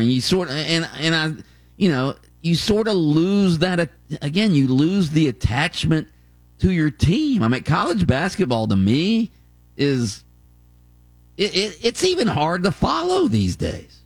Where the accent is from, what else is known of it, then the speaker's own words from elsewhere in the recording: near Gainesville, Florida, United States; I grew up right near Gainesville.